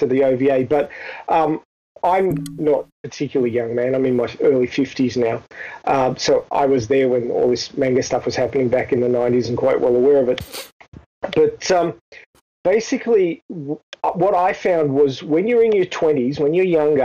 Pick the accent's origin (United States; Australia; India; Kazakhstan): Australia; being an Australian